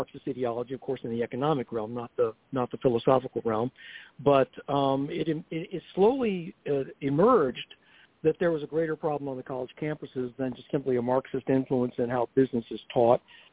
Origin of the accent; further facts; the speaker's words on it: North Carolina, United States; moved away; also born or lived in Pennsylvania; I'm from North Carolina, originally been up for 30 years and still haven't converted to Yankeedom yet.